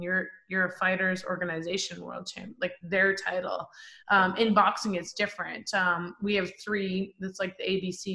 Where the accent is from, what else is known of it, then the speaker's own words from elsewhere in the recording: Canada; I'm a Canadian